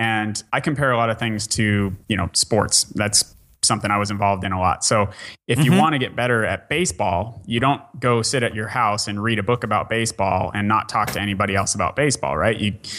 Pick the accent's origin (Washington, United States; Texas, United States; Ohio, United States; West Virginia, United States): Washington, United States; Bellingham; I'm from Bellingham, Washington. We did it there.